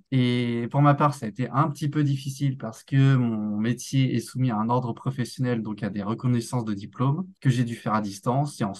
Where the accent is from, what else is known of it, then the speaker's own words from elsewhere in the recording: Normandy, France; moved away as an adult; now in Montréal, Canada; Donc, bah … Je suis arrivé de Normandie depuis novembre 2021, donc ici à Montréal, au Canada.